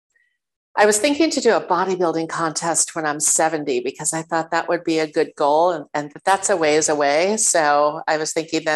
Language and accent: English; New York City, New York, United States; I was born and raised in New York City.